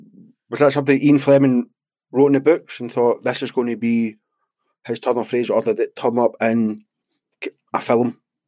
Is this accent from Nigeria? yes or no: no; Scotland, United Kingdom; I'm Scottish.